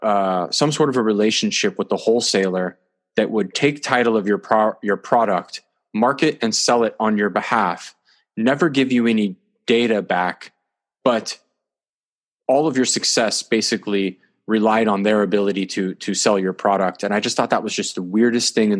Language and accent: English; Sonoma County, California, United States; I grew up in Sonoma County, and I'm a multi-generational local to the kind of wine industry, or the California wine country